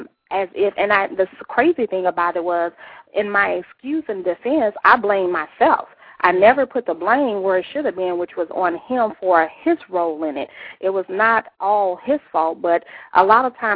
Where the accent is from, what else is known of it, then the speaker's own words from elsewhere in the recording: St. Louis, Missouri, United States; moved away as an adult; also born or lived in Oklahoma City; I grew up in St. Louis, but I married and moved to Oklahoma City